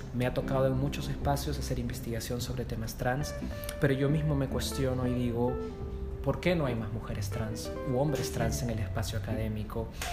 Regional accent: Peru; yo soy de Perú

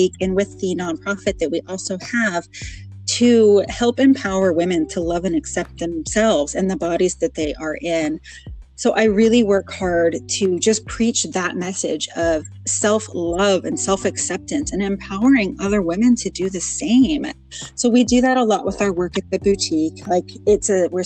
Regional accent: Portland, Oregon, United States; I am from Portland, Oregon

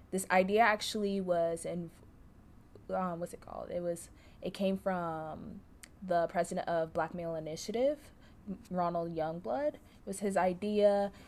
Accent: Orlando, Florida, United States; moved away as an adult; now in LaGrange, United States; I'm from Orlando, Florida.

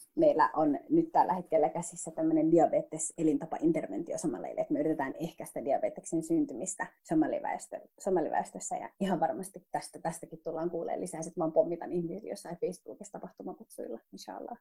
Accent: Finland; minä, joka on niin kuin suomalainen, mutta somalitaustainen

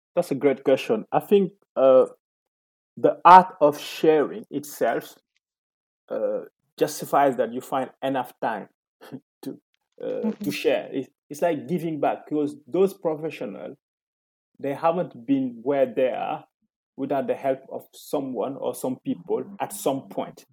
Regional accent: Senegal; moved away as an adult; also born or lived in Ivory Coast; now in France; I was born in Senegal and I lived there until the age of 12.

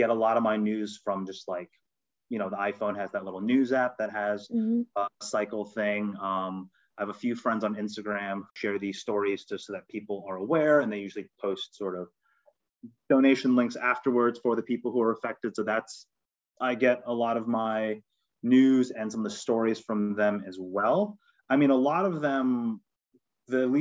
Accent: New York City, New York, United States; also born or lived in Rochester; I was born and raised in the Bronx, went to school in Rochester, live in New York, fully born and bred Korean American New Yorker.

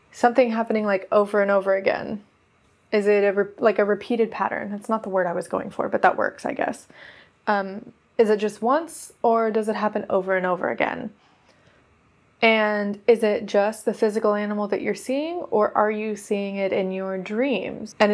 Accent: Oregon, United States; also born or lived in Nevada / California; because I come from Oregon. And then before that, I was in Nevada. And then I was in California.

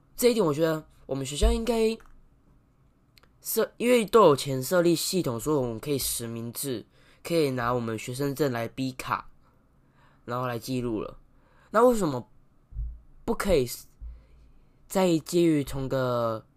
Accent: Taiwan; 我们台湾人的观念太落后了

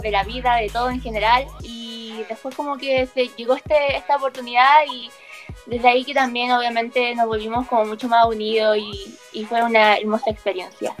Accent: Santiago, Santiago Metropolitan Region, Chile; yo soy de Santiago, siempre de Santiago, acá Chile

